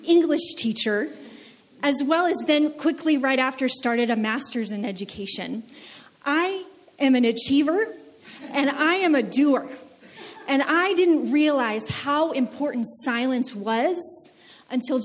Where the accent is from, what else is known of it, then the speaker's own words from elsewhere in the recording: United States; I grew up in the United States